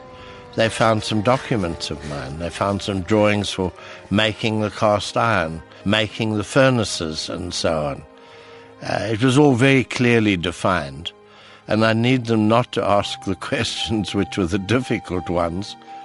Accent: Cape Town, Western Cape, South Africa; So I said, well, who's Dr. Utah? I'm from Cape Town. I don't know.

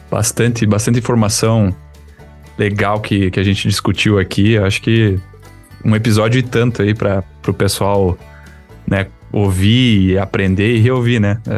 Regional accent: Rio Grande do Sul, Brazil; Que, como um bom gaúcho, churrasco.

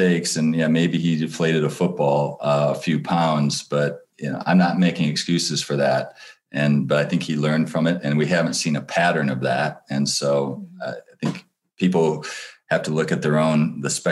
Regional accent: Michigan, United States; I grew up in Michigan

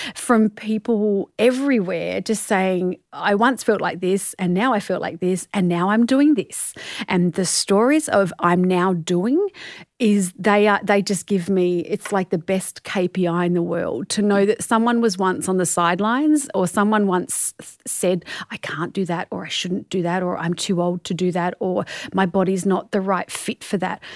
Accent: Australia

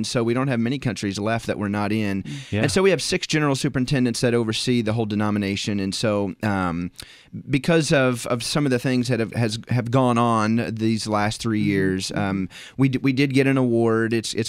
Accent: Sterling, Illinois, United States; also born or lived in Green Bay, Wisconsin; We came from Sterling, Illinois.

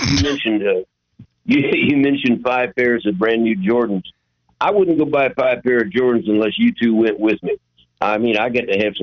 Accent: Evansville, Indiana, United States; He's from my hometown.

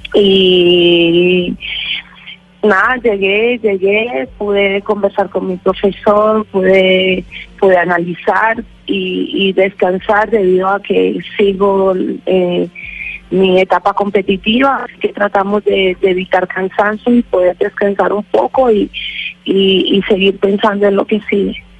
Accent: Colombia; soy de Colombia

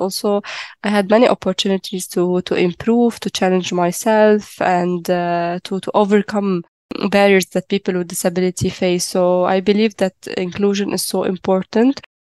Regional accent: Lebanon; I am from Lebanon. I am a person with a physical disability. I have upper limb amputation. I am 29 years old.

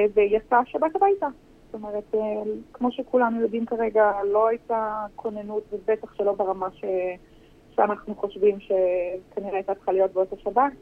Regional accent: Herzliya, Tel Aviv District, Israel; אנחנו במקור בהרצליה, גדלנו בהרצליה, אני עדיין גרה בהרצליה

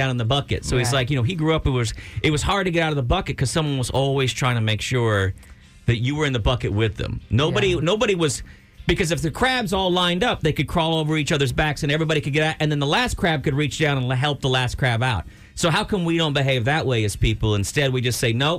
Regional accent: Brownsville, Texas, United States; I grew up in Brownsville

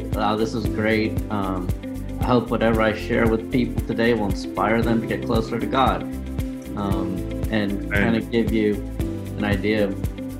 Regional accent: New Hampshire, United States; born there; I was born in New Hampshire.

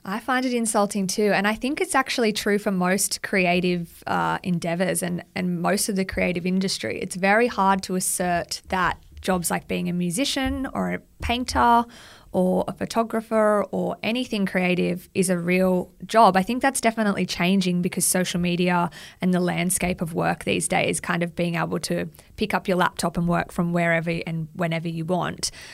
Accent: Central Coast, New South Wales, Australia; now in Sydney, Australia; I grew up on the Central Coast, which is about an hour north of Sydney

